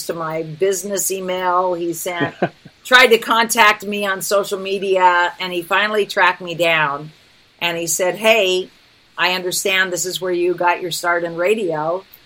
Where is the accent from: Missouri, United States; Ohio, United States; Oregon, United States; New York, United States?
Oregon, United States; Reedsport; moved away; I went to my hometown. I don't own property there anymore. We sold my parents' house when they passed. But I go back every year. Reedsport is this weird little tiny community in the middle of nowhere on the Oregon coast